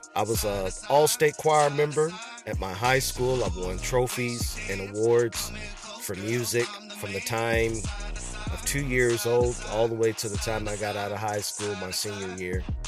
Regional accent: Crystal City, Missouri, United States; I'm an American rapper, songwriter, actor, entrepreneur, recording artist, and performer from Crystal City, Missouri

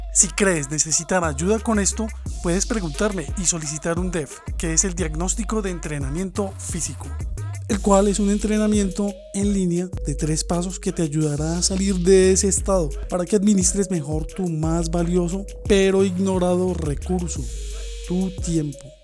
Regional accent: Colombia; moved away; mi país, Colombia

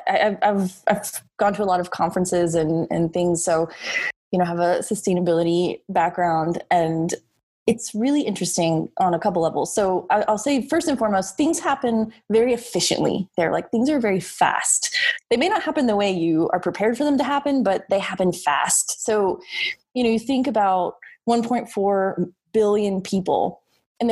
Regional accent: United States; moved away as an adult; now in Shanghai, China; as an American

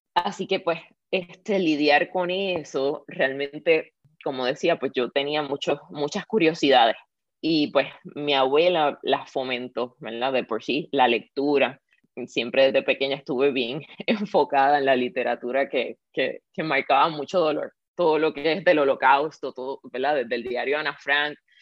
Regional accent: Puerto Rico; Yo nací en Puerto Rico y me crié con esa abuela.

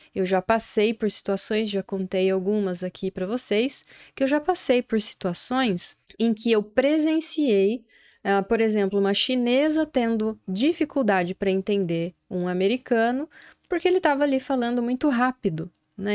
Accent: Brazil; accent: Brazilian; o sotaque nosso aqui brasileiro

